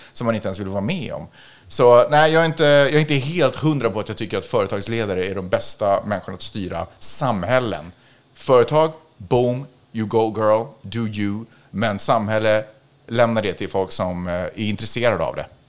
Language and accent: Swedish; Sweden; jag är ju svensk